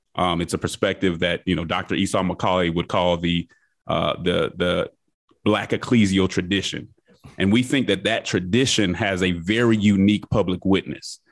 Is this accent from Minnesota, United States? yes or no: no; Denver, Colorado, United States; moved away as an adult; also born or lived in Nashville, Tennessee; now in Atlanta, United States; I grew up in Denver, Colorado